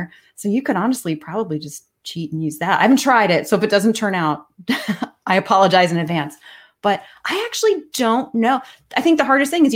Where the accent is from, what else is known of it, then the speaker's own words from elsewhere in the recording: McLean, Virginia, United States; I grew up in McLean